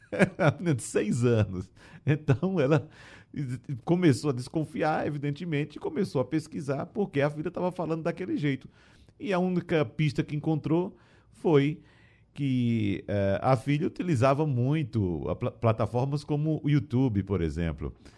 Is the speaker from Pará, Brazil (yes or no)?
no; sertão of Pernambuco, Brazil; eu que nasci, por exemplo, no sertão pernambucano